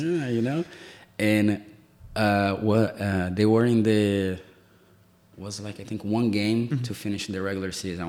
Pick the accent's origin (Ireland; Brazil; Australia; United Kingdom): Brazil; English is a second language; now in United States; the way that I grew up in Brazil